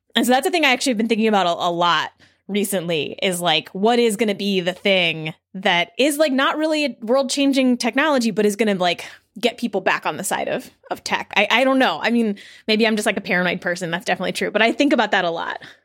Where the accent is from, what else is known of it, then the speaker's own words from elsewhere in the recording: New Jersey, United States; also born or lived in New York City; now in Berkeley, United States; I come from New York City, I'm originally from New Jersey